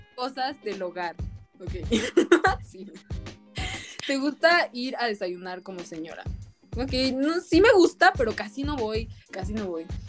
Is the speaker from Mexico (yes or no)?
yes; Mexico